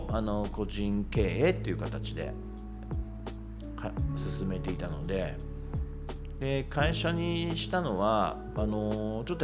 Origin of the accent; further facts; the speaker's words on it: Kitami, Hokkaido, Japan; now in Numazu, Japan; 北見盆地なんで暑いだけで近くのオホーツク海とか行っちゃうとその寒いんで